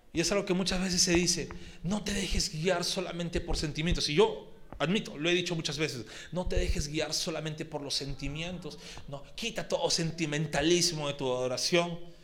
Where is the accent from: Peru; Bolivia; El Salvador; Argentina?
Peru; Lima; los que somos limeñitos costeños